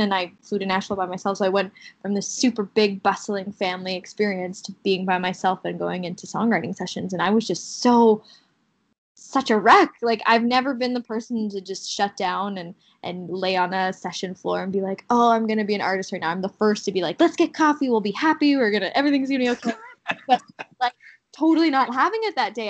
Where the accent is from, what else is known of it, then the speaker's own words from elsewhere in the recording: Kamloops, British Columbia, Canada; Kamloops, my hometown